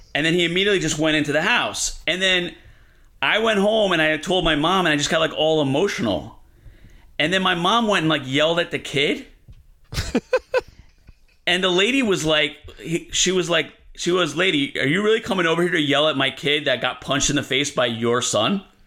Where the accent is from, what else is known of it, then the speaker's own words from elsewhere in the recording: Elizabeth, New Jersey, United States; moved away as an adult; now in East Harlem, New York City, United States; I'm from Elizabeth, New Jersey, which is a really rough place